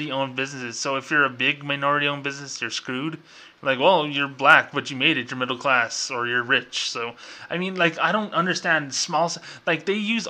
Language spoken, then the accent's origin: English; New Mexico, United States; I'm from New Mexico